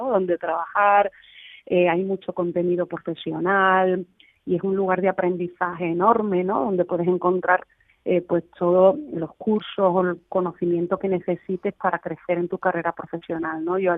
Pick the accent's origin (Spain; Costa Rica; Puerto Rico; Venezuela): Spain; Cádiz, Andalusia; estoy súper orgullosa de ser gaditana, de ser de eh